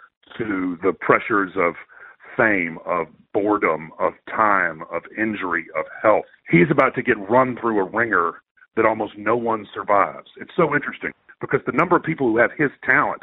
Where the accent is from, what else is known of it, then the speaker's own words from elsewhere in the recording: United States; I'm an American.